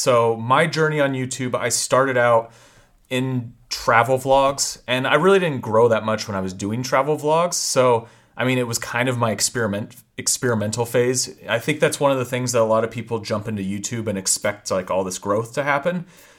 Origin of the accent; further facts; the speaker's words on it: Pacific Northwest, United States; Yeah, it's true. So. I mean, I'm a Pacific Northwest kid, so.